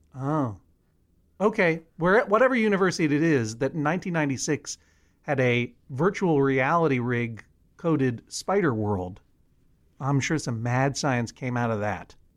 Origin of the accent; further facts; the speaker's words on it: Boston, Massachusetts, United States; also born or lived in Brookline; when I was growing up in Brookline and Boston